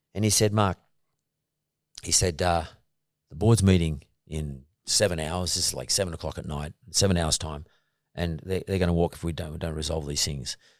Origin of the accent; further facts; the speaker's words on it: Punchbowl, New South Wales, Australia; when I was growing up in Punch Bowl